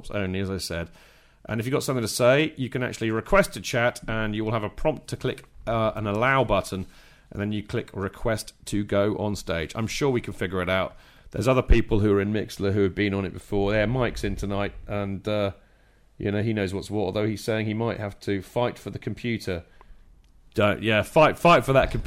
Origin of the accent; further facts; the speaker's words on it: Winchester, South East England, United Kingdom; haven't grown up in Hampshire and Winchester